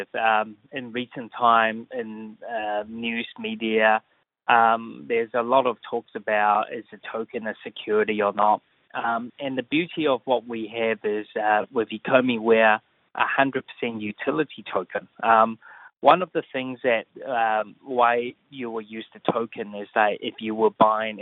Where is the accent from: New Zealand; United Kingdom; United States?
New Zealand; moved away as an adult; also born or lived in Asia; I grew up in New Zealand.